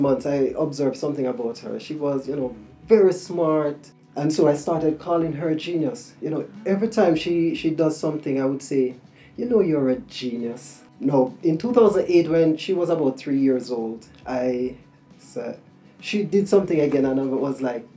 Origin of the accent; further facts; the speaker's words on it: Kingston, Jamaica; I was born in Kingston, Jamaica, in the late 70s.